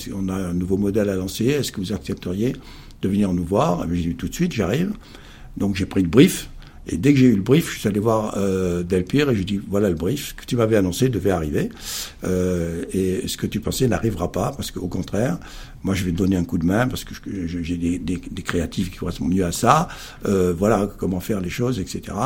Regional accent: Perpignan, Occitania, France; moved away; arrivé à Perpignan trois ans après, car je suis fils du Sud avant d'être fils de pub. Ma grande chance a été de vivre à 30 km de l'Espagne, au soleil, la mer.

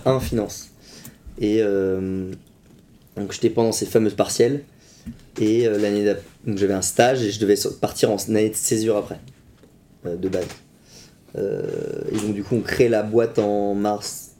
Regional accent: Vitré, Brittany, France; also born or lived in Poitiers; je suis originaire de Vitré, donc local

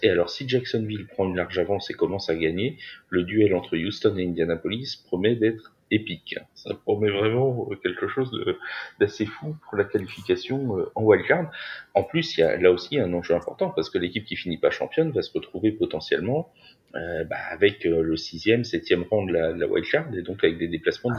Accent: France; on est français tous les deux

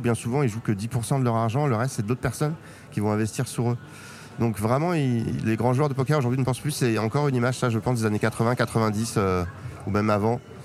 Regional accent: Paris, Île-de-France, France; d'où je viens Paris 14e jusqu'à mes 22 ans, enfin le Paris, région parisienne.

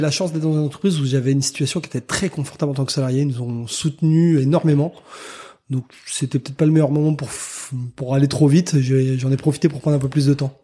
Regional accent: Rennes, Brittany, France; moved away as an adult; also born or lived in Cholet; now in Tours, France; pas natif, mais originaire, on va dire, de Rennes, puisque j'y ai passé la plupart de ma vie et notamment mes études

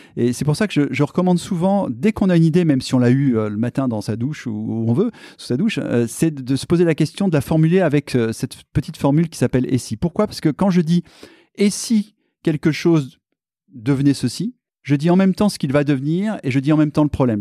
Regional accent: Clermont-Ferrand, Auvergne-Rhône-Alpes, France; moved away as an adult; also born or lived in Paris; Je suis un Auvergnat né à Clermont-Ferrand

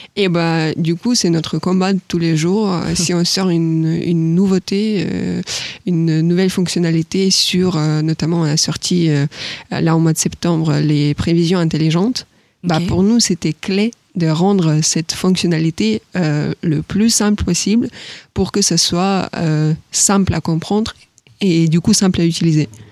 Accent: Ukraine; French is a second language; moved away as an adult; now in France; je suis ukrainienne

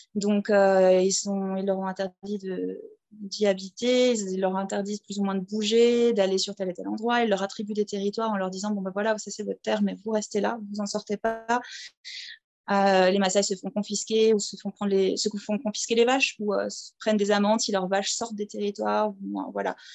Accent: southern Alsace, near Mulhouse, Grand Est, France; moved away as an adult; also born or lived in Strasbourg / Scotland / Switzerland; now in Tanzania; je suis française, alsacienne, euh, de souche, hein, du sud de l'Alsace, euh, à côté de Mulhouse

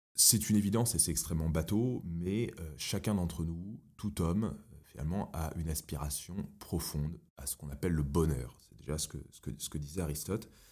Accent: Paris, Île-de-France, France; J'ai grandi à Paris.

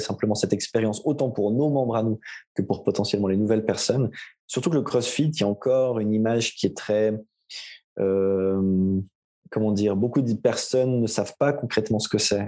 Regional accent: Aubonne, Vaud, Switzerland; now in Morges, Switzerland; j'ai grandi et comme on va l'entendre assez vite à mon accent, et je vis depuis toujours en Suisse. du côté entre, entre Lausanne et Genève, dans un petit village qui s'appelle Aubonne.

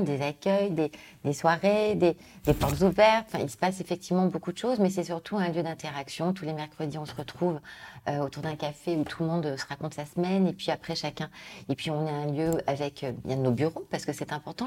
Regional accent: Lyon, Auvergne-Rhône-Alpes, France; moved away; je suis née à Lyon, je suis partie des années au niveau familial, puis revenu pour mes études

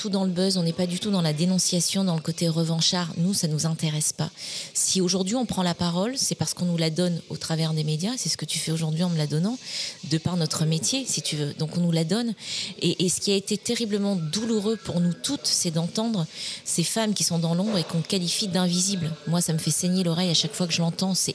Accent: Réunion, France; also born or lived in Montpellier; je suis née à Montpellier, et j'ai vécu toute mon enfance et une partie de mon adolescence à l'île de la Réunion.

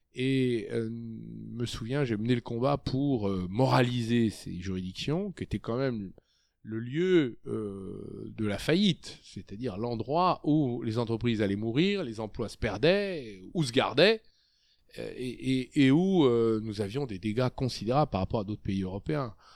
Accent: Clamecy, Bourgogne-Franche-Comté, France; moved away as an adult; also born or lived in Dijon / Saône-et-Loire; now in Paris, France; je suis né en 1962 à Clamcy dans la Nièvre. Euh, j'ai commencé ma vie dans une région rurale. J'ai été dans un lycée euh, rural et j'ai été à la faculté de droit de Dijon

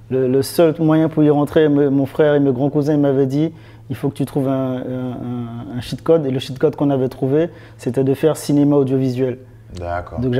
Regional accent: Martinique, France; moi, je suis né en France. Mhm. Donc, euh, j'ai commencé. ma mère m'a mis au solfège à 5 ans.

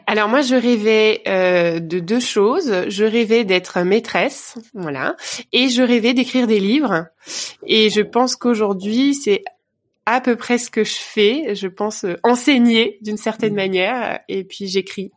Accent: Vogelsheim, Grand Est, France; moved away as an adult; now in Bordeaux, France; En Alsace. Voilà, je suis, je suis une pure Alsacienne

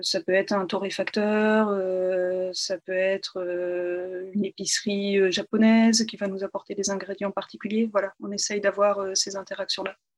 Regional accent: in the North, Hauts-de-France, France; moved away as an adult; also born or lived in Czech Republic; je suis originaire du nord, effectivement, euh, de la campagne à une vingtaine de kilomètres euh, de Lille, où j'ai grandi.

